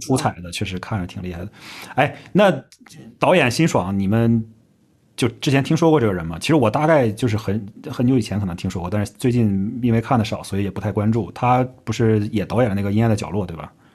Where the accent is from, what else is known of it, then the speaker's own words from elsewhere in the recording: Northeast China, China; 作为一个土生土长的东北人